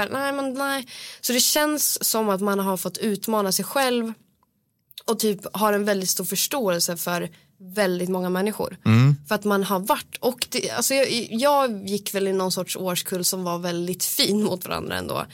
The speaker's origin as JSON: {"language": "Swedish", "town": "Östersund", "region": "Jämtland", "country": "Sweden", "tie": "born or raised there", "moved": "yes", "said": "jag är från Östersund"}